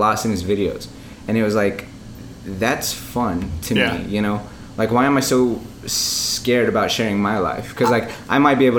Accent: Albuquerque, New Mexico, United States; moved away as an adult; now in Chicago, United States; For those of you that don't know me, been living in Chicago for about 2.5 years. I'm originally from Albuquerque, New Mexico.

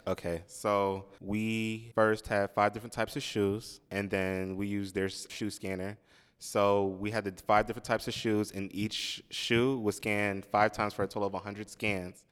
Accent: Long Island, New York, United States; also born or lived in Manhattan, New York; I was born in Manhattan, but then, um, we moved out to Long Island. I still live in Long Island with my family.

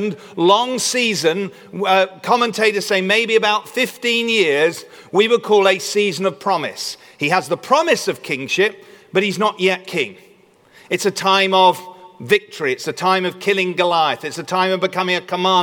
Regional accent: United Kingdom

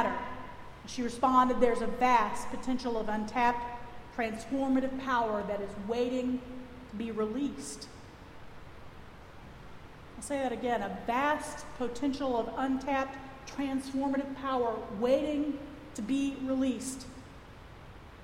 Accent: Texas, United States; accent: Texas; my Texas accent.

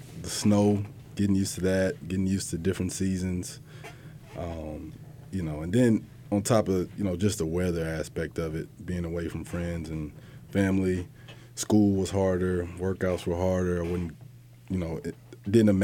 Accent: Leander, Texas, United States; moved away as an adult; also born or lived in Killeen, Texas / Austin, Texas; now in Boston, United States; I'm originally from Leander, Texas, is a small suburb outside of Austin. You know, I was an Army brat

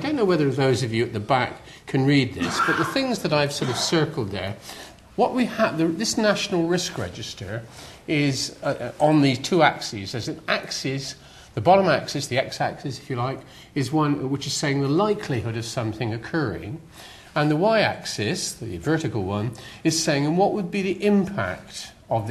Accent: West Country, South West England, United Kingdom; accent: West Country; as you can probably tell from my accent, I'm from the West Country

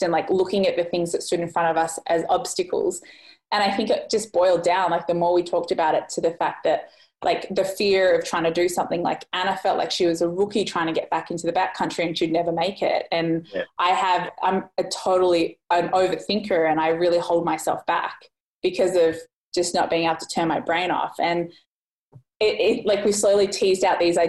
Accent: Australia; moved away as an adult; being Australian.

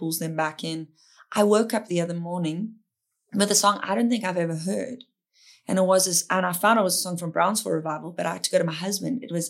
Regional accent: South Africa; I'm South African

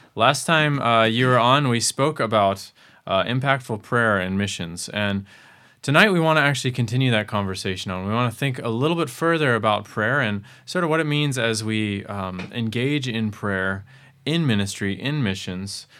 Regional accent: Arizona, United States; I come from the Grand Canyon

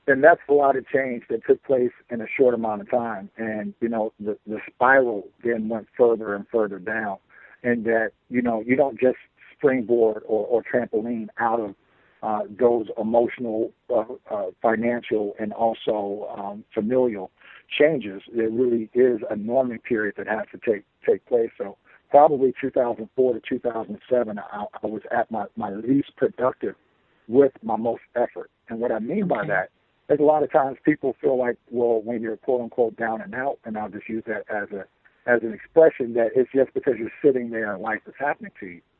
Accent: Chicago, Illinois, United States; also born or lived in Florida; I was born and raised in Chicago.

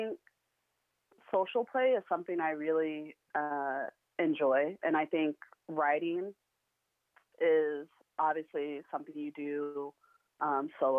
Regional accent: Waukesha, Wisconsin, United States; Waukesha, my hometown

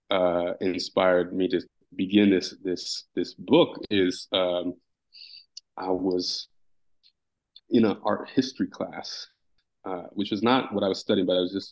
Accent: Canada; You know, especially growing up in Canada.

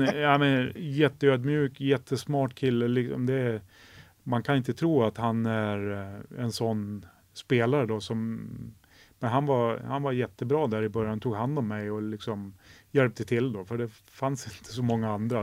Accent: Sweden; moved away as an adult; Jag var ensam svensk i ett och ett halvt år där

